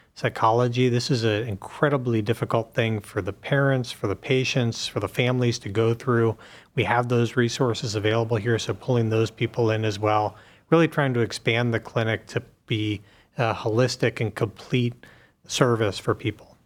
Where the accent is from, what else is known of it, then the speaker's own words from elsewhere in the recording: Pittsburgh, Pennsylvania, United States; moved away as an adult; now in Cleveland, United States; I grew up in Pittsburgh and came to Cleveland about fifteen years ago to, uh, do residency, and have been here ever since.